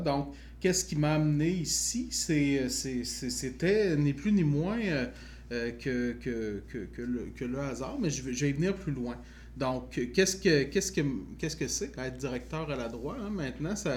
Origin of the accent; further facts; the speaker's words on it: Chaudière-Appalaches, Quebec, Canada; moi, j'ai grandi dans Chaudière-Appalaches